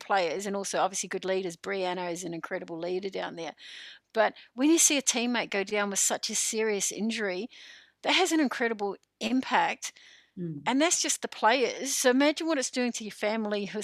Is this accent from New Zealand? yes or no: yes; New Zealand; now in Goulburn, Australia; I'm a Kiwi